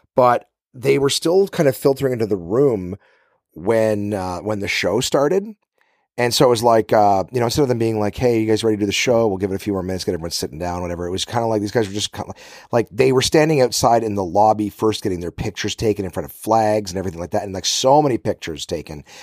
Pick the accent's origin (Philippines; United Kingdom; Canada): Canada; Ottawa, Ontario; here in my hometown of Ottawa